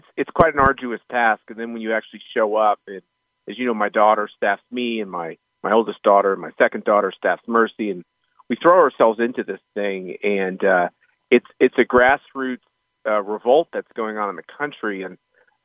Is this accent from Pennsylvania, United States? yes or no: no; Wichita, Kansas, United States; moved away; out in Wichita, my hometown